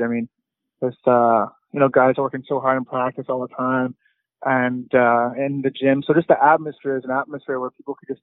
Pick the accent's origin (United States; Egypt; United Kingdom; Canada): Canada; Lac-Saint-Louis, Quebec; moved away; Growing up in Lac-Saint-Louis